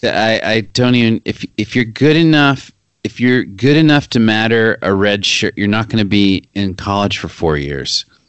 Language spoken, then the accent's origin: English; Arkansas, United States; moved away as an adult; also born or lived in Amherst, Massachusetts; I'm just from Arkansas